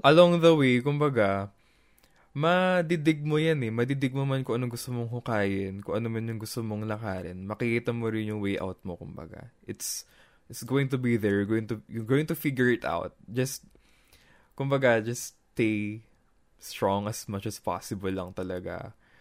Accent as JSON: {"language": "Tagalog", "area": "Nueva Ecija", "region": "Central Luzon", "country": "Philippines", "said": "Ako taga Nueva Ecija, taga, doon ako sa gitna"}